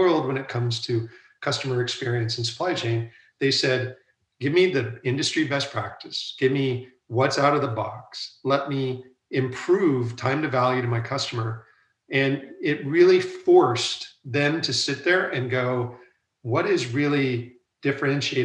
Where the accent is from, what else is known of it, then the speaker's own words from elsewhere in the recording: United States; moved away as an adult; also born or lived in London, United Kingdom / Asia / Europe; I'm now back in the United States. And originally I'm from the United States